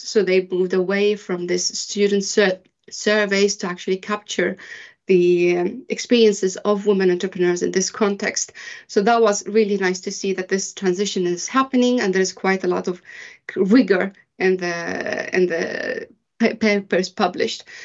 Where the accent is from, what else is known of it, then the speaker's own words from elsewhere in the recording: Sweden; moved away as an adult; also born or lived in Bahrain; I am originally from Bahrain, but I was raised in Sweden.